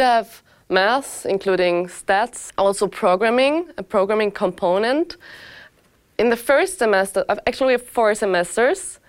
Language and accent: English; Austria; moved away as an adult; now in Lausanne, Switzerland; I'm originally not Swiss. I come from Austria. So I came to Lausanne with my 23 years